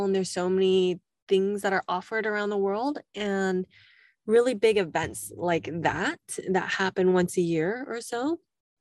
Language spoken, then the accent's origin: English; California, United States; accent: Californian; my Californian accent